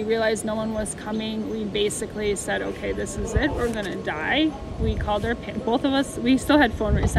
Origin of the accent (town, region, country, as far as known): Chicago, Illinois, United States; now in Altena, Germany